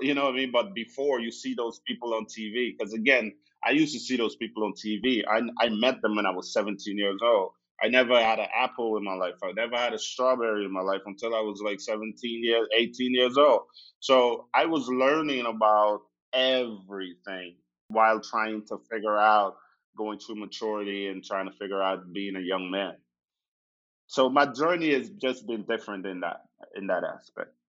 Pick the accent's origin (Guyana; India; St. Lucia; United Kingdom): Guyana; now in Austin, United States; growing up in Guyana, I, you know, moved around a lot.